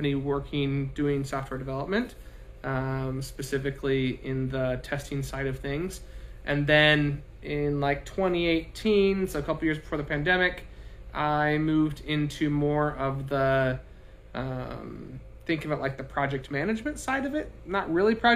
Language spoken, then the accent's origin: English; Pocatello, Idaho, United States; I grew up in Pocatello, Idaho.